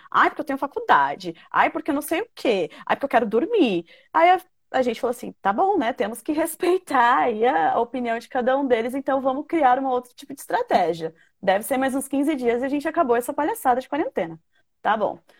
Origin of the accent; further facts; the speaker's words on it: Brazil; eu sou da Zona Norte